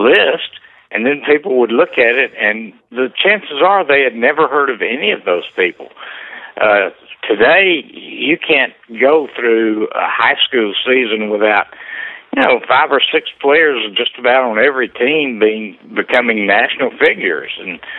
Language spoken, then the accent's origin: English; Alabama, United States; He found out I was from Alabama